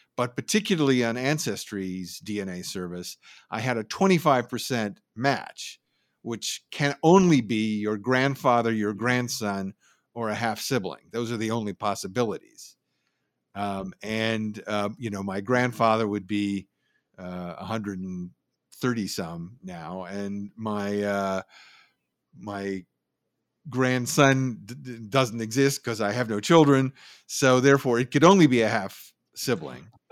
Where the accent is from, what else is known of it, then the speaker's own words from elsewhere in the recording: Oakland, California, United States; also born or lived in San Francisco, California / Berkeley, California; I grew up in San Francisco and the East Bay, uh, mostly Berkeley and Oakland, went to high school in Oakland